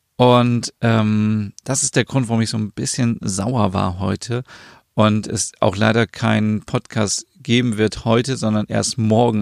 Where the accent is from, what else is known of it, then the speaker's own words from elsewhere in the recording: Germany; bei uns in Deutschland